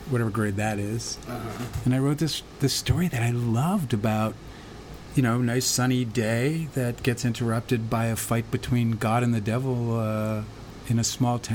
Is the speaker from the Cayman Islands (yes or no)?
no; Winnipeg, Manitoba, Canada; I grew up in Winnipeg, Canada.